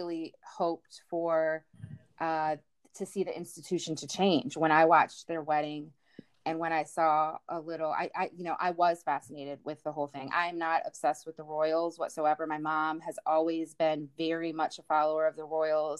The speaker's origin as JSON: {"language": "English", "country": "United States", "said": "as an American woman"}